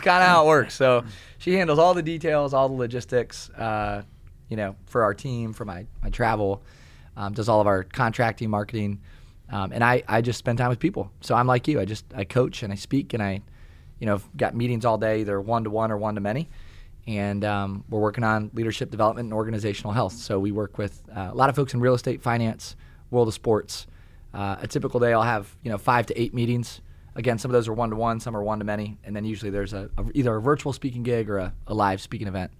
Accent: Kalona, Iowa, United States; also born or lived in Tiffin, Iowa; I grew up in Kelowna, Iowa

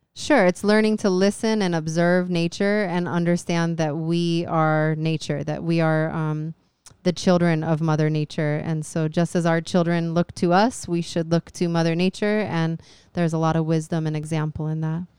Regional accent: Phoenix, Arizona, United States; now in Hawaii, United States; I was raised in Arizona by a mother who was from Hawaii

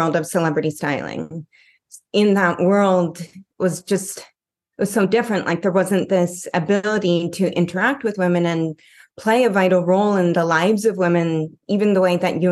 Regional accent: Canada; moved away as an adult; now in Los Angeles, United States; I'm here in Los Angeles and I'm originally from Canada

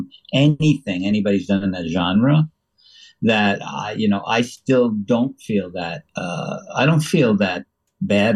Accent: New York, United States; I had a house in the Sheffield in the Berkshires because I'm from New York

